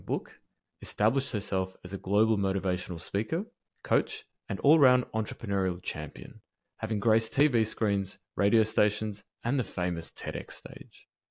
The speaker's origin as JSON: {"language": "English", "town": "Melbourne", "region": "Victoria", "country": "Australia", "tie": "born or raised there", "said": "my hometown of Melbourne"}